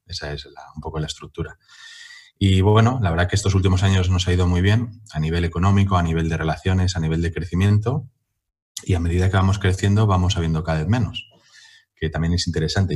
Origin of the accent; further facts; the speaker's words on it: Madrid, Community of Madrid, Spain; en mi pueblo, que no deja de ser Madrid la latina